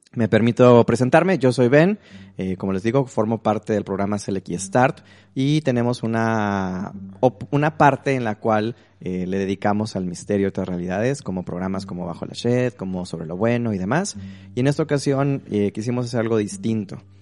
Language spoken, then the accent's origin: Spanish; Mexico; como buen mexicano, una formación católica